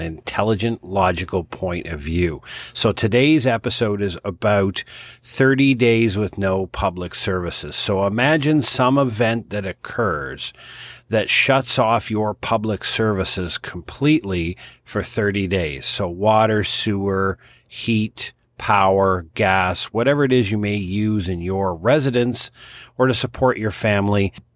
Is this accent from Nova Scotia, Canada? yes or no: yes; Halifax, Nova Scotia, Canada; the city of Halifax, my hometown